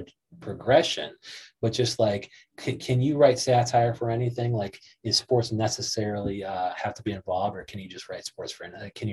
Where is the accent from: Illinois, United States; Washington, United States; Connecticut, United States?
Illinois, United States; Joliet; also born or lived in Chicago; we were raised in Joliet